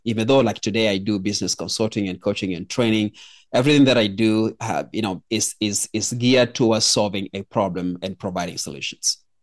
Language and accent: English; Kenya; I was born in Kenya